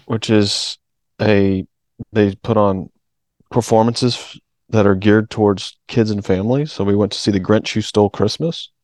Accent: Alabama, United States; I was born in Alabama

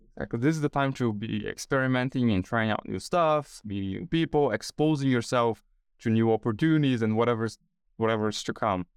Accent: São Paulo, Brazil; moved away as an adult; now in Australia; I was born and raised in São Paulo, Brazil

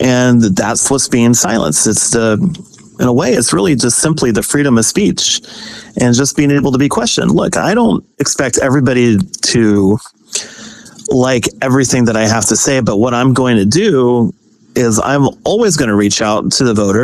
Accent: Kansas, United States; moved away as an adult; also born or lived in Herndon, Virginia; now in Virginia, United States; I grew up in Kansas, came out here when I was 18 years old

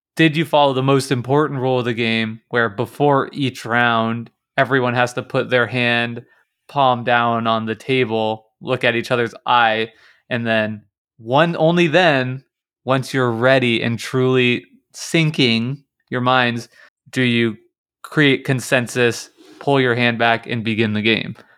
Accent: Kansas, United States; I'm from Kansas, that's like right in the middle of the s, s, the United States.

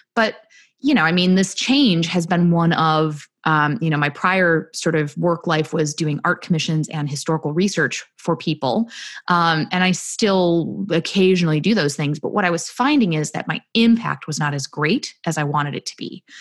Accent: rural central New York, United States; I grew up in very rural central New York in a very small town

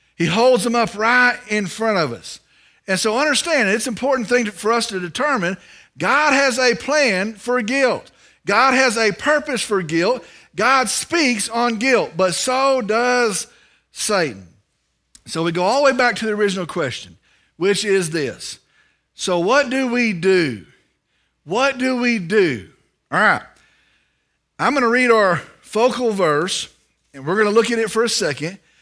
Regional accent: Vernon, Texas, United States; I'm from Vernon, Texas

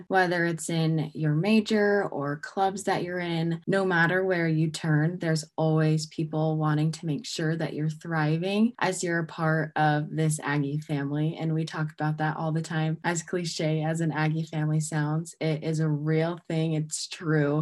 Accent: Southern California, United States; now in Utah, United States; I'm also originally from Southern California

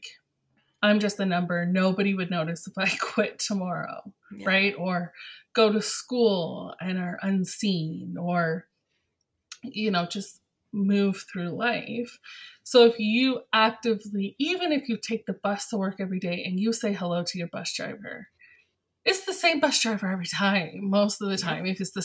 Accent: London, Ontario, Canada; I'm from London, Ontario

